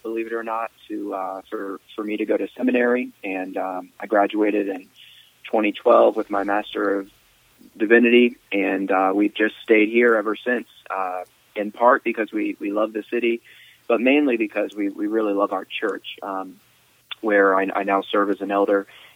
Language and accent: English; Virginia, United States; moved away as an adult; also born or lived in East Asia; now in Louisville, United States; I grew up in Virginia and went to college there in Virginia